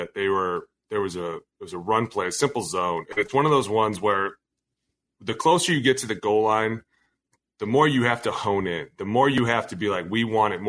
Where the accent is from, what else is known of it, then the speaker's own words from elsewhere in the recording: Cleveland, Ohio, United States; now in Minnesota, United States; I'm from Cleveland.